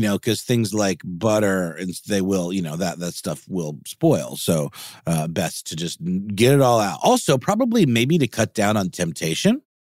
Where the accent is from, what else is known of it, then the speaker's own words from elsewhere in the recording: Augusta, Georgia, United States; moved away; there used to be one in Augusta, where, my hometown